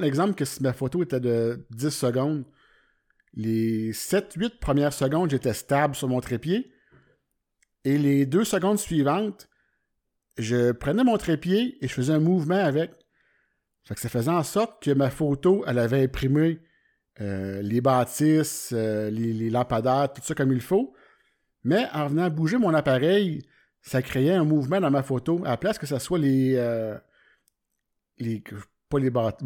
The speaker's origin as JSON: {"language": "French", "town": "Warwick", "region": "Quebec", "country": "Canada", "said": "Moi, je viens de Warwick, c'est un petit, village"}